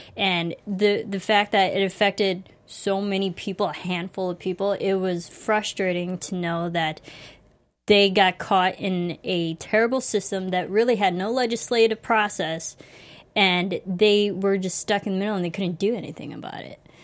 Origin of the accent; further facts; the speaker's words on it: United States; I grew up in America